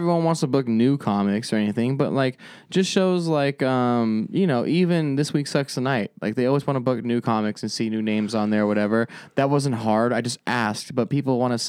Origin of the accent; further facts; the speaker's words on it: Phoenix, Arizona, United States; also born or lived in Avondale; I'm from Phoenix